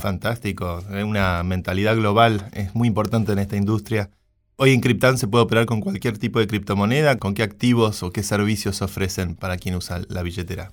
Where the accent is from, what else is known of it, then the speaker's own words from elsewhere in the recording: Argentina; now in Madrid, Spain; como argentino